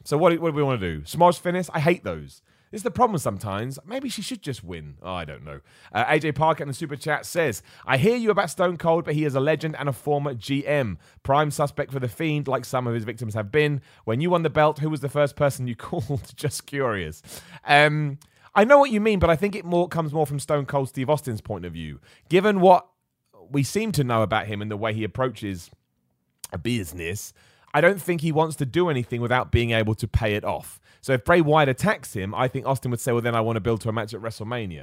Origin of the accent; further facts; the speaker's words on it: Luton, East of England, United Kingdom; I was born in Luton